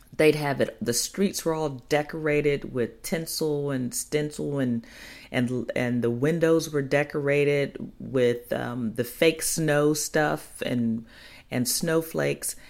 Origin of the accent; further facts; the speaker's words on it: Chicago, Illinois, United States; moved away; Chicago, my hometown.